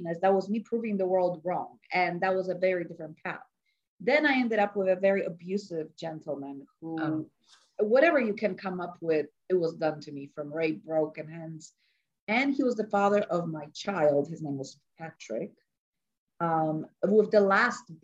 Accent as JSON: {"language": "English", "country": "Poland", "tie": "born or raised there", "moved": "yes", "said": "So I'm Polish. I was born in Poland, and my mother was an actress and a singer"}